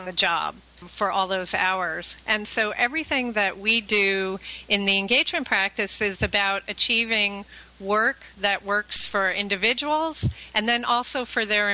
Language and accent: English; Connecticut, United States; I hail from the Northeast, from Connecticut